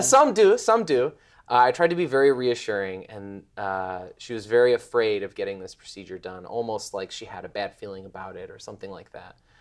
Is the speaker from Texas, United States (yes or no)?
no; Chicago, Illinois, United States; also born or lived in Bloomington; now in Indianapolis, United States; I'm from Chicago